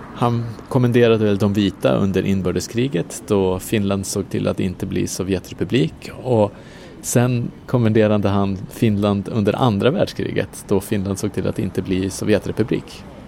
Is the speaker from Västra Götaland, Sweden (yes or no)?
no; Umeå, Västerbotten County, Sweden; Umeå där jag kommer ifrån